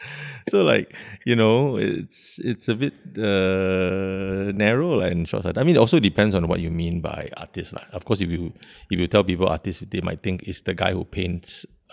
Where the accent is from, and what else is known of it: Singapore